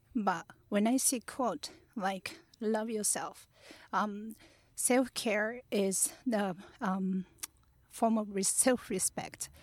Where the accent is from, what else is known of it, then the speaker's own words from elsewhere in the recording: Kurashiki, Okayama, Japan; English is a second language; also born or lived in New York; now in Tokyo, Japan; I was born in place called Kurashiki in Okayama. Um, it's a really peaceful place